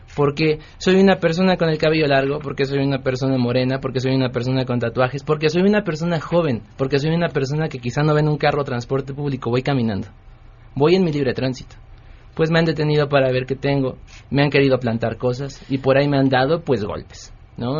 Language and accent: Spanish; Tlalnepantla, State of Mexico, Mexico; Yo nací en Tlanepantla, Estado de México, y como tal pues no, estaba pegado a la ciudad